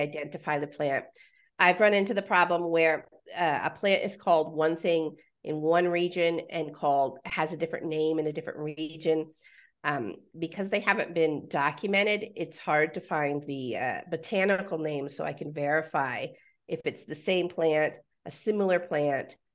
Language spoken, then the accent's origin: English; Pennsylvania, United States; moved away as an adult; also born or lived in Nebraska; now in Mexico; I was born in Pennsylvania